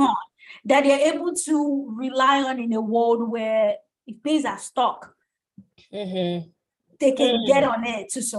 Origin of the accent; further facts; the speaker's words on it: Nigeria; I think being a Nigerian contributes hugely to why I'm a poet.